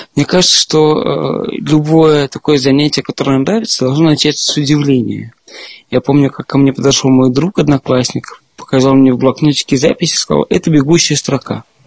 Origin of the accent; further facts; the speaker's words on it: Moscow, Russia; moved away as an adult; now in Berlin, Germany; Я из Москвы. Я там родился и всю жизнь жил до этого